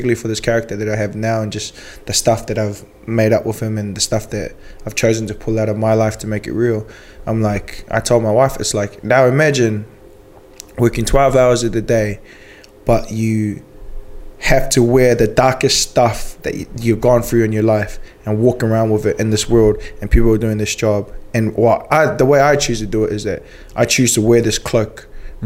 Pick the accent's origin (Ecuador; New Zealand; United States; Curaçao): New Zealand; accent: New Zealander; I forgot how to speak New Zealander.